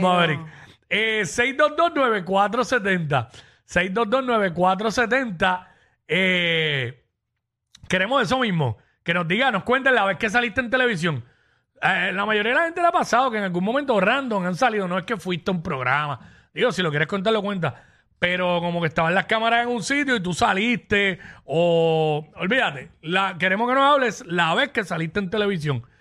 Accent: Puerto Rico; somos los boricuas

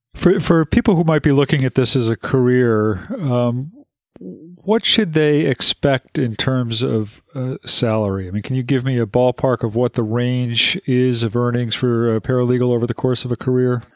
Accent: Western Massachusetts, United States; I grew up in Western Massachusetts

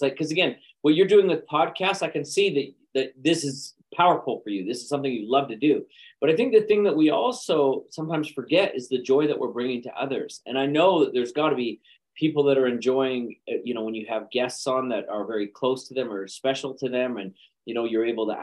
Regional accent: Calgary, Alberta, Canada; moved away; also born or lived in Los Angeles / London, United Kingdom / China; I'm originally from Calgary, Alberta, but I kind of between multiple locations now.

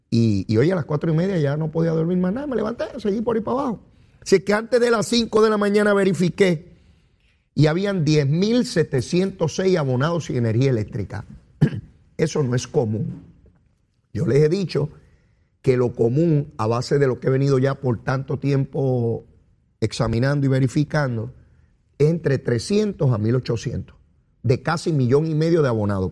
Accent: Puerto Rico; Caribeño y latinoamericano soy yo, caribeño y latinoamericano y puertorriqueño. Y de aquí, yo nací aquí y por aquí me quedaré

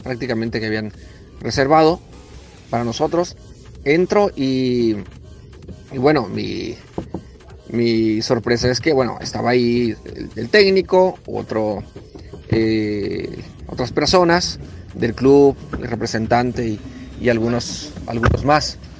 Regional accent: Culiacancito, Sinaloa, Mexico; De un pueblo de Culiacancito, eh, alejado de muchas cosas y estando en un lugar tan lejano de, mi tierra

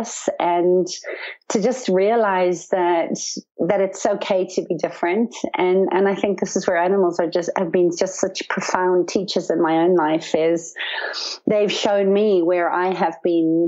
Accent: Zimbabwe; When I was young, I grew up in Zimbabwe on a farm in the bush

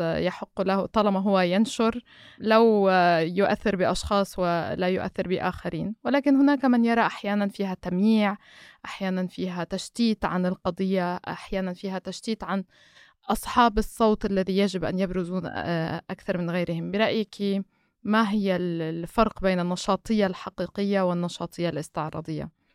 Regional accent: Lebanon; أنا مثلا كلبنانية

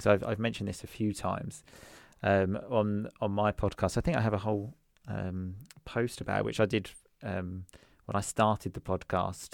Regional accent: Essex, East of England, United Kingdom; first language English; moved away as an adult; now in Sicily, Italy; I'm originally from Essex, which is a place, um, just outside London

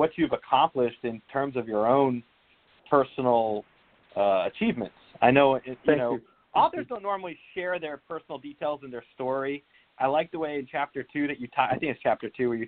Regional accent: Northern New Jersey, United States; I'm from Northern New Jersey myself

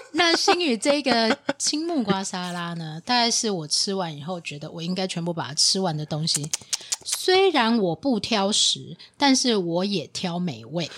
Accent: Taiwan; 长荣是比较适合我们台湾人口味

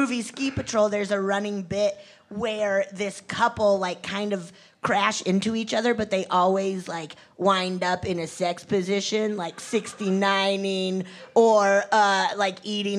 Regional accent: Breckenridge, Colorado, United States; I'm actually from Breckenridge.

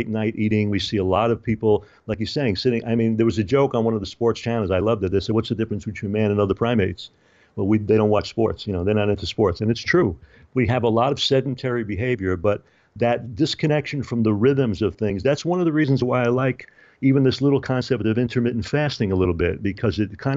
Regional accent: New York City, New York, United States; I spent a lot of time growing up in New York

